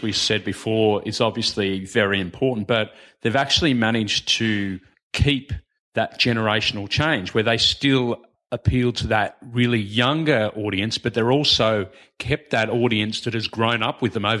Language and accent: English; New South Wales, Australia; You're on the Northern Beaches. I'm from the Shire.